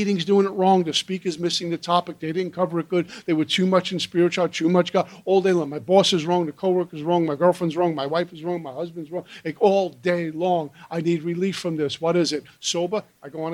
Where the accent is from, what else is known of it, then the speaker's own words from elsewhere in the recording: New York City, New York, United States; also born or lived in Minnesota; Brooklyn, New York, where I'm born and raised